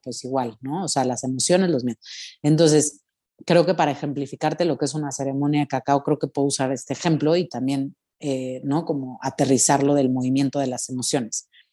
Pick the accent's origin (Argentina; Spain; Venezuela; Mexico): Mexico; como mexicana digo, o sea, mis ancestros utilizaban esto